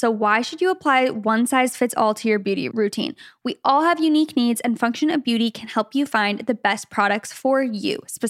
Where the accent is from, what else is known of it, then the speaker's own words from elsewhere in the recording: Canada; I'm Canadian. My stepdad is Canadian. No blood relation there, but we'll take it.